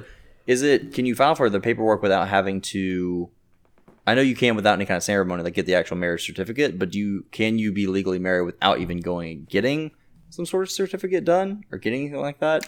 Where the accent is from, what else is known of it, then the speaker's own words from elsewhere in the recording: Jacksonville, Florida, United States; now in Orlando, United States; I'm from Jacksonville and I live in Orlando